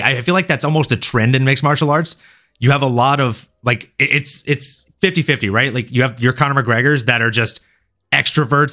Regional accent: Louisiana, United States; also born or lived in Fort Lauderdale, Florida; now in California, United States; I'm from a small town in Louisiana. I was born in Fort Lauderdale, Florida, mostly grew up in Louisiana

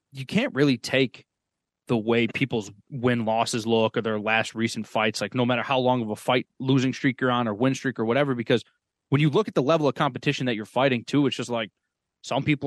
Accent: Sanborn, New York, United States; I'm from New York

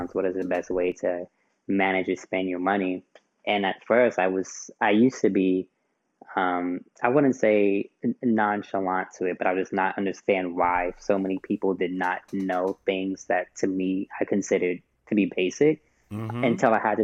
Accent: New York City, New York, United States; moved away as an adult; also born or lived in Queens, New York / Hampton, Virginia; now in Baltimore, United States; born and raised in Brooklyn, New York. I kind of claim both Brooklyn and Queens

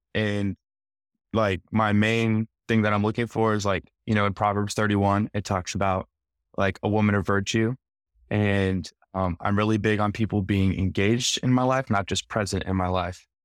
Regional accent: small town Iowa, United States; moved away as an adult; now in Nashville, United States; So I moved here uh, to Nashville about a year and a half ago from small town Iowa

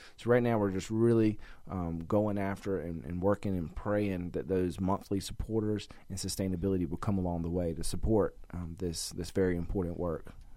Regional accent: North Carolina, United States; I'm from North Carolina, at the you know closer to the beach

